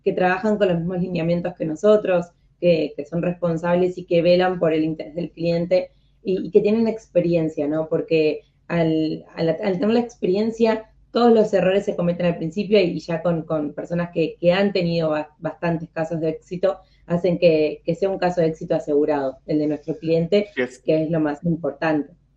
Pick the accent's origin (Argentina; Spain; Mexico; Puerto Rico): Argentina; yo siendo en Argentina